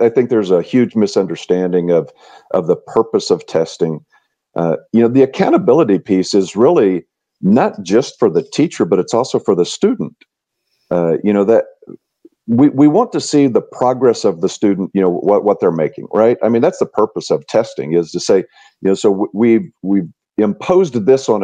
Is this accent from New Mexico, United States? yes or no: yes; Tucumcari, New Mexico, United States; also born or lived in Charleston, South Carolina; So I grew up in New Mexico. I grew up a block off of Route 66. My dad owned a mobile gas station on Route 66 in Tucumcari, New Mexico.